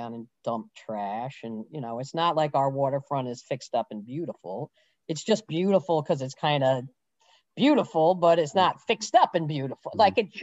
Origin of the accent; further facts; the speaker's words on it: Larchmont, New York, United States; I grew up in Larchmont, New York, which is a pretty affluent bedroom community of Manhattan on Long Island Sound